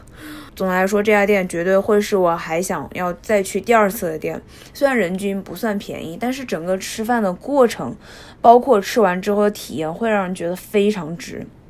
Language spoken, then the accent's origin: Chinese; Hubei, China; now in Tokyo, Japan; 身为一个湖北人